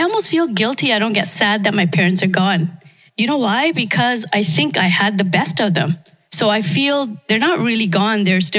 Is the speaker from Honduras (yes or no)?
no; India; born there; moved away; I was born in India, came here, I guess, 1972, when most of us came here.